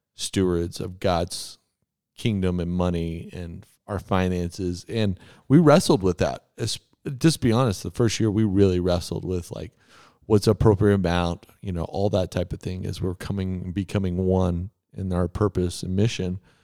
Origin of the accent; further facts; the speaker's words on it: Texas, United States; I grew up in Texas